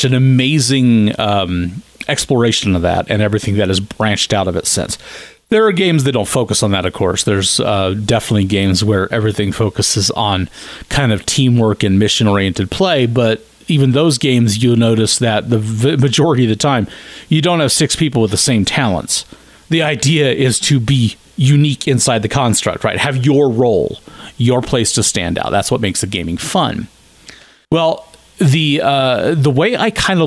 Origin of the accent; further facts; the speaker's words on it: Kansas, United States; moved away; also born or lived in Dodge City, Kansas / Wichita, Kansas; I'm from Kansas.